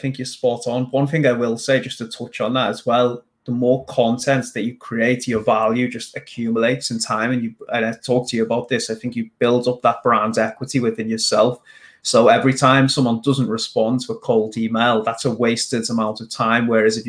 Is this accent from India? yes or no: yes; India; but main problem arises in getting cold clients, as I am from India.